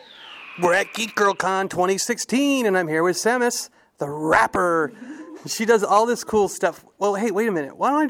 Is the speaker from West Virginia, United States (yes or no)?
no; New York, United States; moved away; I was actually from New York.